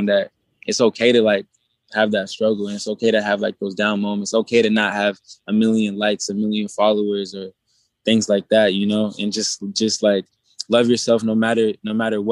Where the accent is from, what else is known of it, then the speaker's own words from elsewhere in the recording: Portland, Oregon, United States; also born or lived in Las Vegas; I'm from Portland, Oregon